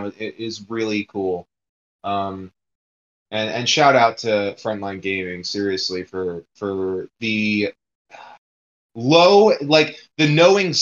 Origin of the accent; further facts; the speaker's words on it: New Jersey, United States; also born or lived in Detroit, Michigan; I'm from New Jersey